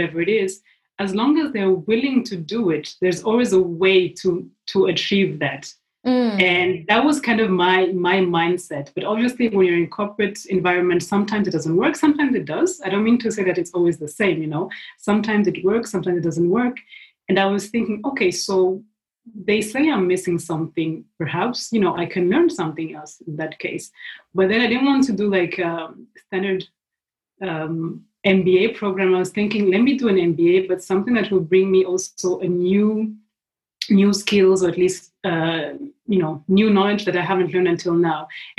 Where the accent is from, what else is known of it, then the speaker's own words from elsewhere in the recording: Switzerland; English is a second language; also born or lived in Burundi / Kenya; so I was born in East Africa, in Burundi. Mm-hmm. And my family lived for several years in Kenya. So we spent almost 10 years in Kenya and then we moved to Switzerland.